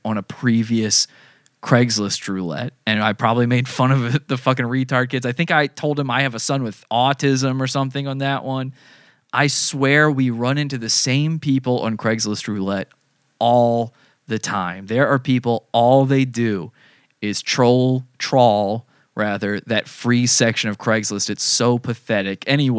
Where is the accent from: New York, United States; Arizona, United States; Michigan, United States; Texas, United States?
Arizona, United States; Originally, I'm from Arizona, yes.